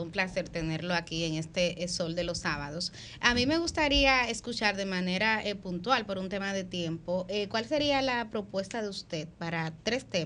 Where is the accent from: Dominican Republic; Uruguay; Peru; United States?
Dominican Republic; Villa Consuelo, Distrito Nacional; yo que soy de Villa Consuelo